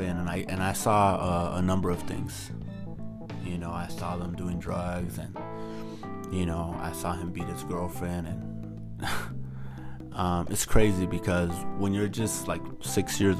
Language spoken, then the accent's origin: English; United States; I'm just an American who hasn't forgotten his roots and where his parents come from